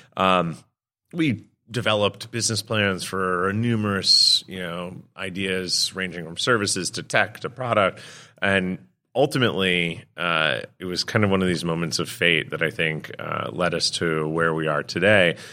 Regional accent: New York, United States; Born and raised in New York

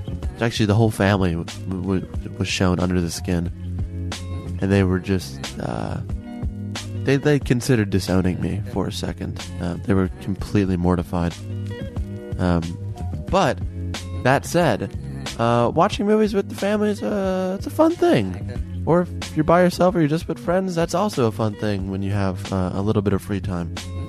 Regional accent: Chicago, Illinois, United States; born or raised there; now in Los Angeles, United States

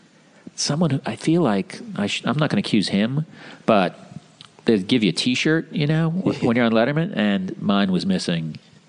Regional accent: United States

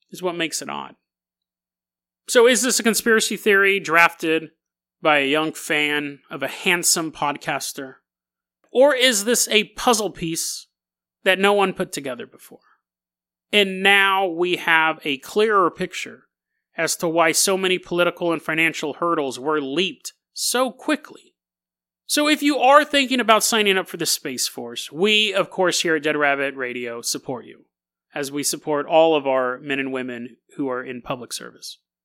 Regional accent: United States; as an American

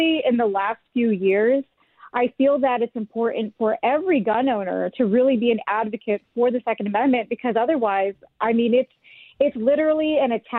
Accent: San Diego, California, United States; moved away as an adult; also born or lived in South Carolina / Texas; now in Georgia, United States; I actually am from San Diego. I grew up in North County, San Diego

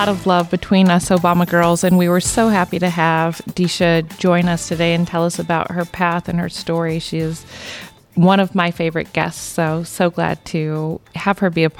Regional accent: Illinois, United States; Decatur, Illinois, my home state

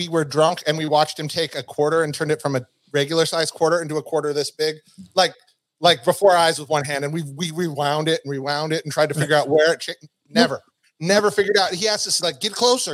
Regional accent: Reno, Nevada, United States; I'm from Reno

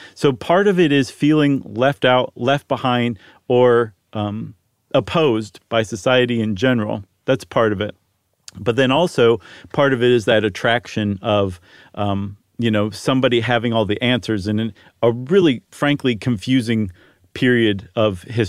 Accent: Ohio, United States; I'm from Ohio.

